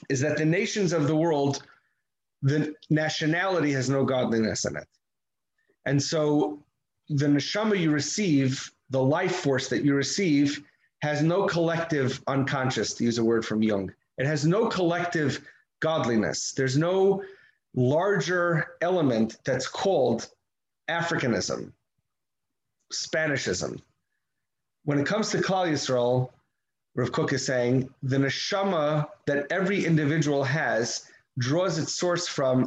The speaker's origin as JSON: {"language": "English", "country": "United States", "said": "I'm an American, it happens to be I'm an American"}